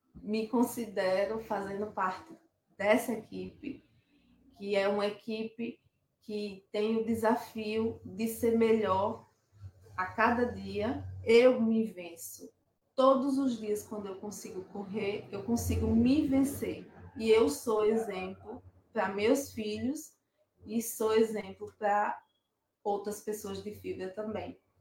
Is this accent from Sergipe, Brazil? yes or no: yes; Aracaju, Sergipe, Brazil; sou de Aracaju, Sergipe